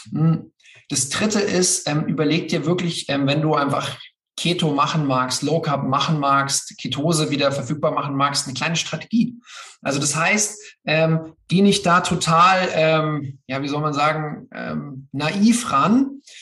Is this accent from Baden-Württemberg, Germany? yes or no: no; Bavaria, Germany; und ich das halt so als äh, Bayer, man hört es zwar nicht, einfach sehr, sehr liebe, äh, mit, mit dem Bezug zu Österreich.